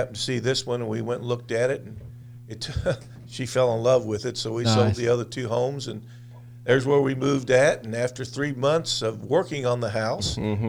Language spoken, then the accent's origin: English; New Haven, Illinois, United States; And in White County. I first started school in a little town called New Haven, which is in Gallatin County. And then we moved about 2 miles, 2.5. And we lived out in the country in White County.